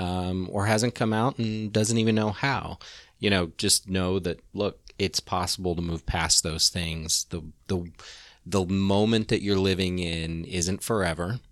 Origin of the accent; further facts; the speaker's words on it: Kansas, United States; moved away as an adult; now in Orlando, United States; I grew up in Kansas. Um, and growing up as a gay kid in the eighties in, you know, small town Kansas